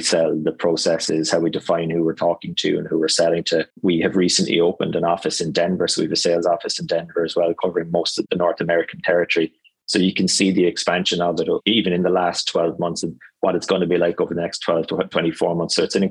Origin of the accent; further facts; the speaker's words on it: Cork, Munster, Ireland; my hometown in Cork